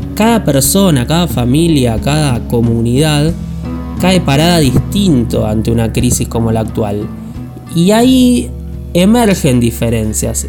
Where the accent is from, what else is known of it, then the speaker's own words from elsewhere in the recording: Buenos Aires, Argentina; now in Patagonia, Argentina; vivo en Patagonia aunque soy porteño